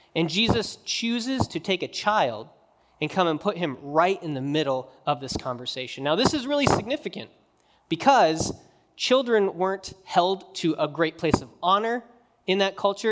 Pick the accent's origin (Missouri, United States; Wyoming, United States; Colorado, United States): Wyoming, United States; moved away; when I grew up in Wyoming